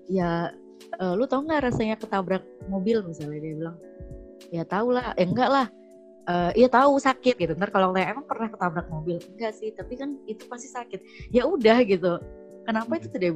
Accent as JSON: {"language": "Indonesian", "region": "Java", "country": "Indonesia", "said": "apalagi aku juga Jawa ya jadi"}